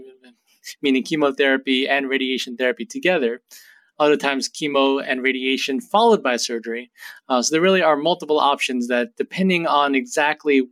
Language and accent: English; New Jersey, United States; moved away as an adult; also born or lived in Boston, Massachusetts; now in New Haven, United States; I grew up in Jersey and first came to Yale as a college student about 18 years ago now